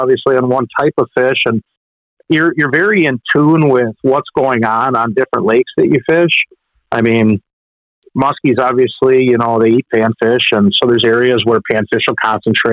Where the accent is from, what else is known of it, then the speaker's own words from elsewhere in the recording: Pewaukee, Wisconsin, United States; I grew up on Pewaukee Lake